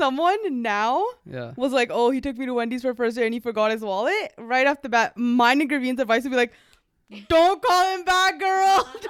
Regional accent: Toronto, Ontario, Canada; Okay, so I met a guy on Dillmill. I'm from Toronto. He's from Detroit.

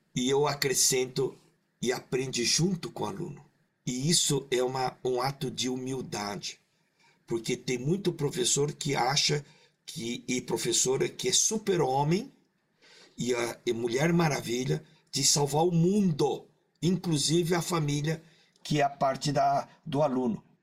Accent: Maringá, Paraná, Brazil; Eu nasci em Maringá, na colônia japonesa

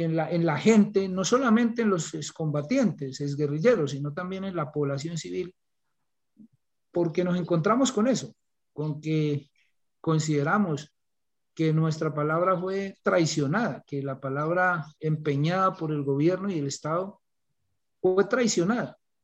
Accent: Colombia; como profesor de, de vereda, como decimos acá nosotros

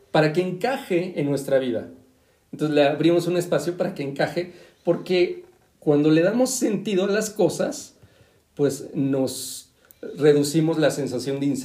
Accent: State of Mexico, Mexico; los dos somos del Estado de México, por algo

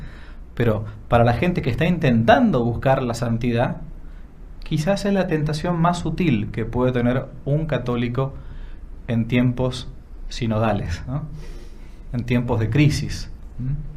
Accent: Argentina; Ser sacerdote en una universidad pública en mi país

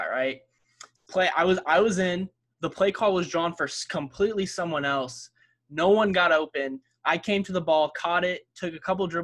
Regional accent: Indiana, United States; moved away; also born or lived in Texas; I'm from Indiana, so like basketball's in my blood my parents i since i was little i've always had a basketball but once i moved to texas

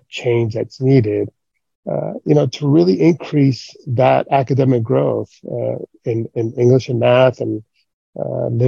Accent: Gridley, California, United States; moved away as an adult; also born or lived in Oxnard, California / Monterey, California; I was born and raised in Gridley

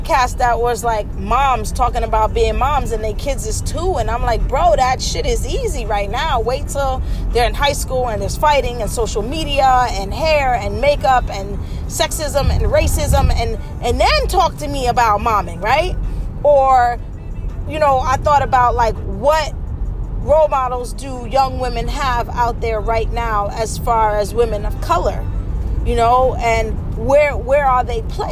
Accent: New York City, New York, United States; I'm from the Bronx, like born and raised

